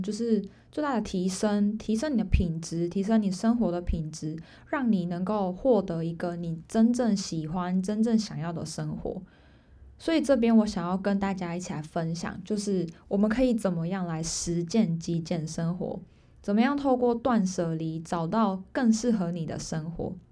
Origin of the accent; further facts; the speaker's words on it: Taiwan; moved away as an adult; now in Pingtung, Taiwan; 我人不在我家乡，因为我本来，我本身是新竹人，但我现在在屏东